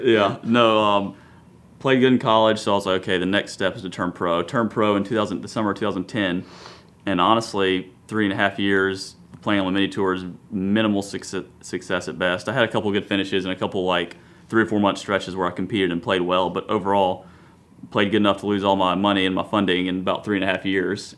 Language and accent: English; Columbia, South Carolina, United States; grew up Columbia, went to South Carolina